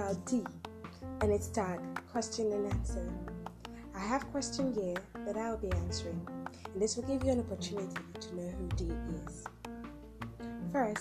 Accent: Akwa Ibom, Nigeria; I'm from Akwa Ibom State in Nigeria

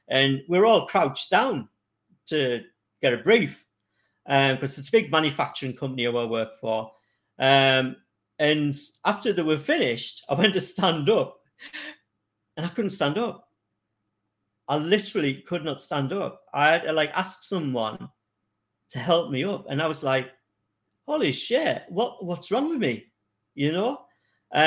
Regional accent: North East England, United Kingdom; I'm from the northeast of England.

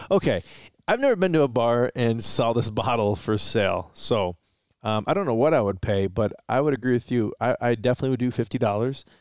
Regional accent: Detroit, Michigan, United States; we're from Detroit

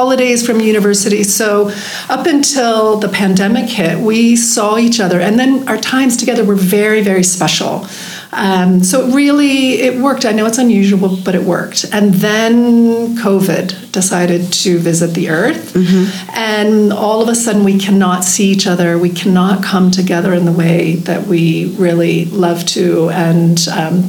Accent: United States; moved away as an adult; now in Johannesburg, South Africa; I am from the United States

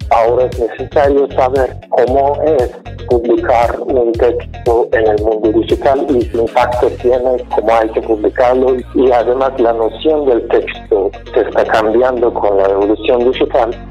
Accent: Iran; Spanish is a second language; moved away as an adult; also born or lived in Finland / Czech Republic / Spain; now in Mexico; cuando salí de Irán me fui primero por actividades políticas. Yo estaba activo desde mis 17, 18 años de edad y fui parte de movimiento estudiantil de Irán desde 1999.

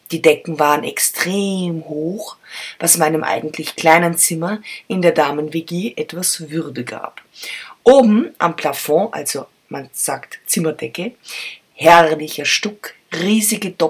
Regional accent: Vienna, Austria; moved away; meine Güte, meine Heimat ist so schön und ich hab's 30 Jahre lang nicht gesehen. Darum geht es heute um meine Lieblingsstadt, Wien.

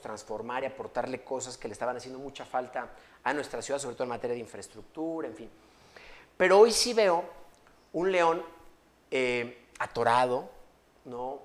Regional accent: León, Guanajuato, Mexico; soy orgullosamente leonés, amo mi ciudad

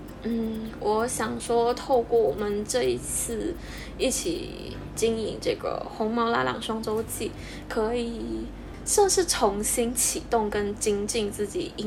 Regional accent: Malaysia; first language English; Chinese is a second language; 我是来自马来西亚，跟贾怡一样。

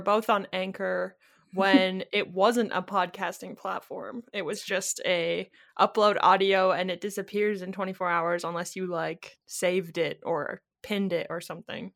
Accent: Kitchener, Ontario, Canada; also born or lived in Timmins, Ontario; I was from Kitchener, Ontario

